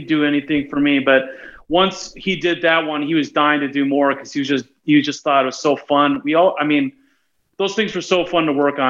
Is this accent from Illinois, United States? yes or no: yes; Chicago, Illinois, United States; moved away as an adult; also born or lived in Portland; I left Chicago right after the 2003 when we lost the Marlins, the Steve Bartman era.